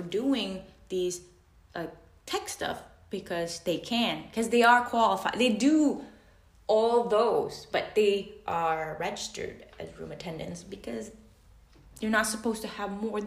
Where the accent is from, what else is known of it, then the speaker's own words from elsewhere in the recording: Macau; I'm from Macau